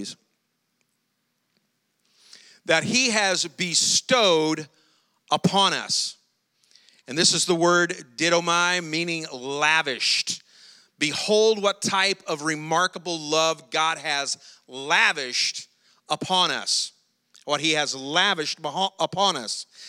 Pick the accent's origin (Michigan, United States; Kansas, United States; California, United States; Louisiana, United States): Louisiana, United States; South; we're from South Louisiana, but we're not from that far, South Louisiana